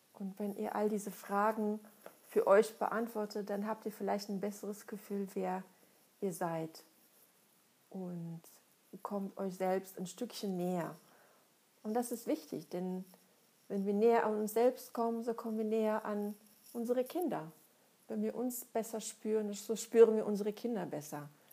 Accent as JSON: {"language": "German", "country": "Russia", "tie": "born or raised there", "moved": "as an adult", "lives_now": "Germany", "said": "Ich komme aus Russland, bin da geboren und aufgewachsen, lebe seit schon über 20 Jahren in Deutschland."}